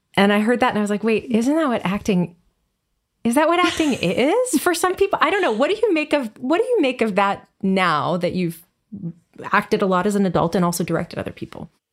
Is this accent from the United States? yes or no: no; Canada; I grew up in Canada